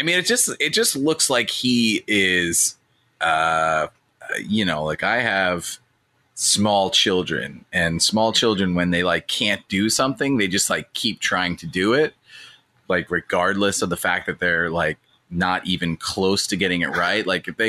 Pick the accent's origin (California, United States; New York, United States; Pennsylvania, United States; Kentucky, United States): Pennsylvania, United States; because I'm from Pennsylvania